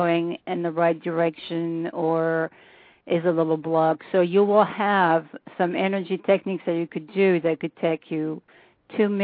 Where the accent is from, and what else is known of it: France; accent: French